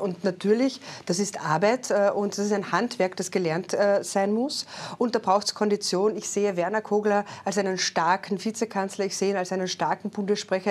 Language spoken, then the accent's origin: German; Carinthia, Austria; Ich komme aus Kärnten, aus einer kleineren Gemeinde